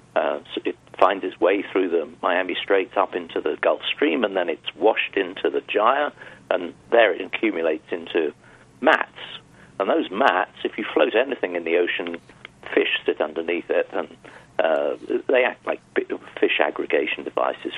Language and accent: English; United Kingdom; I come from Europe, well, the UK